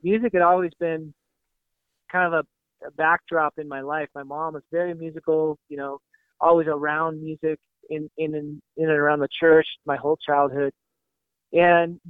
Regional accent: Washington, United States; also born or lived in Portland, Oregon / Eastside Seattle, Washington; I grew up in the Pacific Northwest, the son of a pastor of small town church, and, you know, born in Portland, raised in kind of rural Washington State

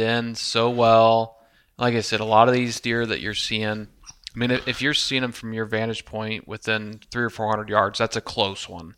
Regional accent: Midwest, United States; we're all three from the Midwest here.

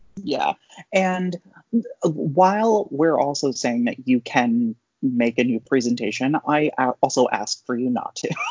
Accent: Maryland, United States; I'm a Pisces and I'm from Maryland.

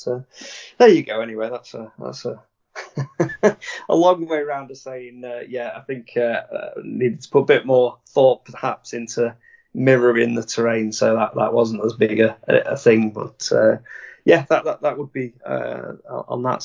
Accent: United Kingdom; we as a British community

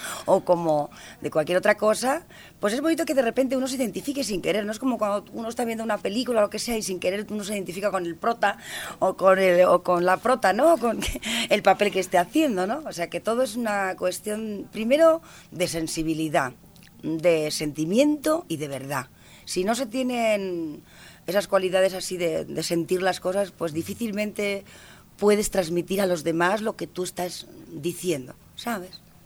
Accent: Spain; el folclore de mi tierra

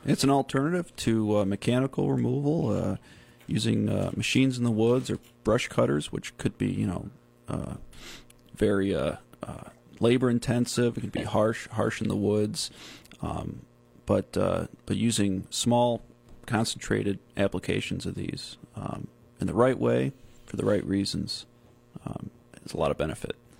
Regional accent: Whitesboro, New York, United States; moved away; also born or lived in Syracuse, New York; Utica area, Whitesboro, village of Whitesboro. All right, my hometown.

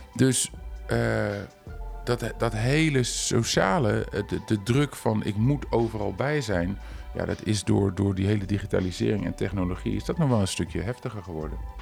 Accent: Culemborg, Gelderland, Netherlands; in Culemborg, waar ik vandaan kom

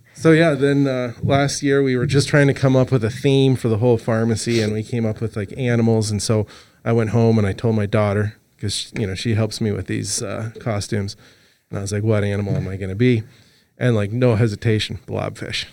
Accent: Los Angeles, California, United States; moved away; also born or lived in Montana; I'm originally from Los Angeles

